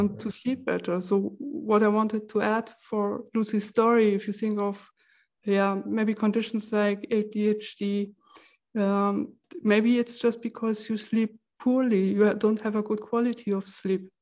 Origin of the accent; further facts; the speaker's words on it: Germany; now in Switzerland; I come originally from Germany